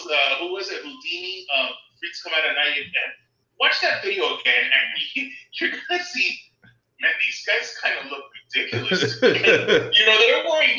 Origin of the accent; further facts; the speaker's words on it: Miami Beach, Florida, United States; I grew up in Miami Beach